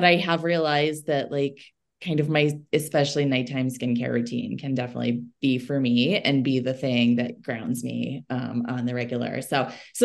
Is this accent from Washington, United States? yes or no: no; Chicago, Illinois, United States; moved away as an adult; also born or lived in Wisconsin / Boulder, Colorado; now in Golden, United States; I'm actually originally from Chicago and spent some time in Wisconsin before I came out here